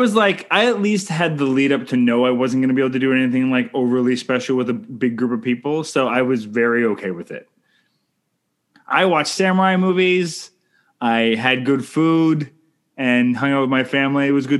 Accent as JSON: {"language": "English", "country": "Canada", "said": "I'm Canadian filmmaker"}